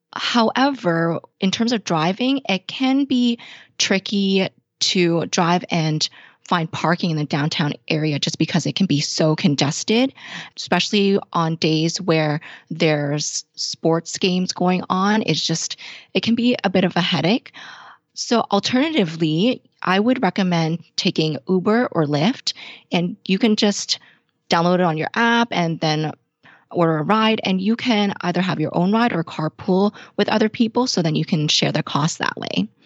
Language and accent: English; Toronto, Ontario, Canada; I was born and raised here in Toronto, Canada